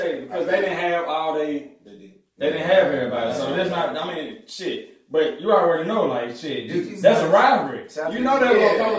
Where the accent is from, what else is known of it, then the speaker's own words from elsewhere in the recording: Jackson, Mississippi, United States; Well, I grew up in Jackson. Right. I'm from South Jackson. Like, that's the region where I'm from